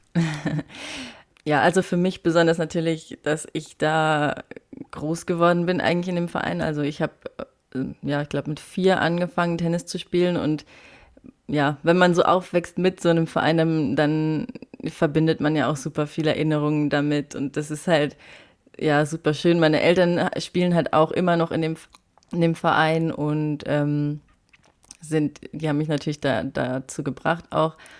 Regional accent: Saarland, Germany; moved away; ich komme aus dem Saarland ursprünglich

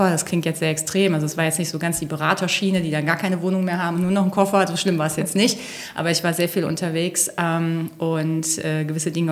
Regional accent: North Rhine-Westphalia, Germany; ich komme ja ursprünglich eigentlich aus dem Rheinland, aber die Grenze zu Westfalen ist nur 150 Meter vom Haus weg.

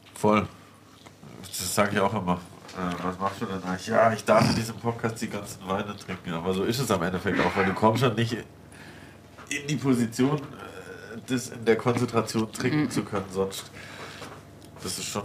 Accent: Alemannic area, Southern Germany, Germany; accent: Alemannic dialect; moved away as an adult; now in Berlin, Germany; Wir kommen beide aus Süddeutschland, aus dem Alemannischen

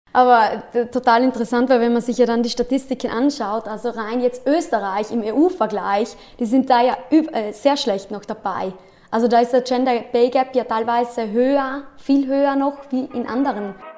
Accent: South Tyrol, Trentino-Alto Adige, Italy; also born or lived in Innsbruck; ich komme aus Südtirol, bin 28 Jahre alt

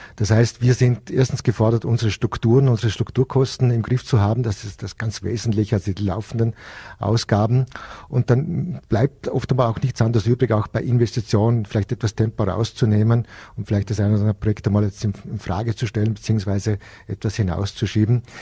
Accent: Hohenems, Vorarlberg, Austria; meine Heimatstadt

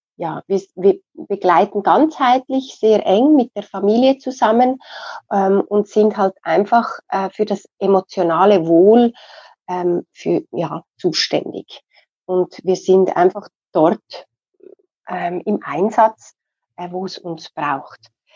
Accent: Switzerland; Bei uns in der Schweiz

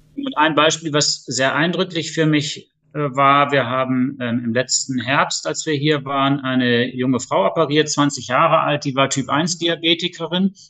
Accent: Duisburg, North Rhine-Westphalia, Germany; moved away as an adult; now in Lower Rhine, Germany; komme ursprünglich aus Duisburg

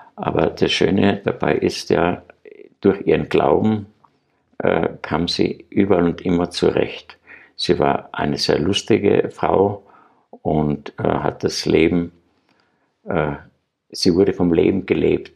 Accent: Graz, Styria, Austria; ich bin ja Grazer, ich war ein Stadtkind

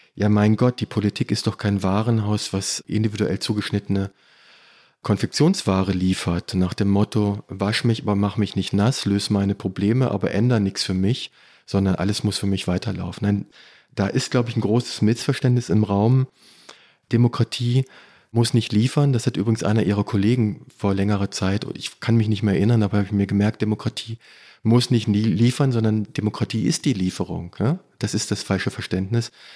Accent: between Peine, Wolfsburg and Hannover, Lower Saxony, Germany; Ich komme aus Niedersachsen. Ich komme aus dem Niemandsland zwischen Peine, Wolfsburg

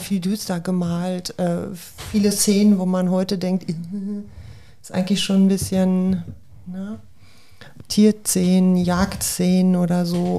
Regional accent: Hamm, North Rhine-Westphalia, Germany; ich komme ja gebürtig aus Hamm, aus ja. dem Ruhrgebiet.

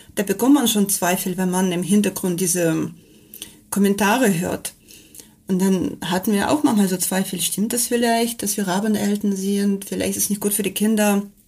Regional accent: Kamchatka Krai, Russia; German is a second language; moved away as an adult; bin in Kamtschatka aufgewachsen und ich habe schon als Kind äh, Vulkanausbrüche gesehen

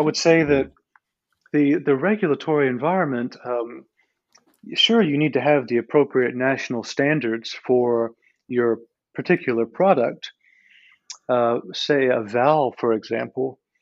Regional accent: Georgia, United States; moved away; also born or lived in China; I'm actually from the United States. I'm from the state of Georgia in the southeast.

